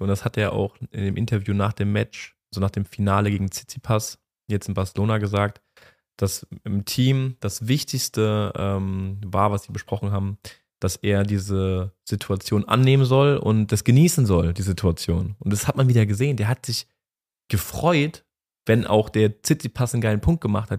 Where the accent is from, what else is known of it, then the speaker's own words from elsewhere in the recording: Germany; wir als Deutsche